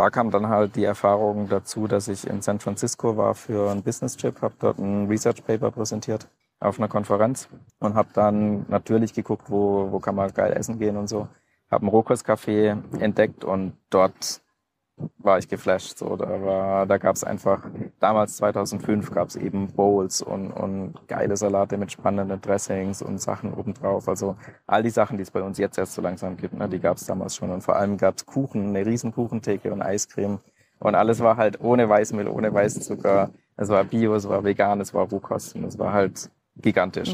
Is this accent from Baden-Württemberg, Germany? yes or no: yes; Bad Wimpfen, Baden-Württemberg, Germany; ich bin aufgewachsen in Süddeutschland, Bad Wimpfen, kleines Dorf am Neckar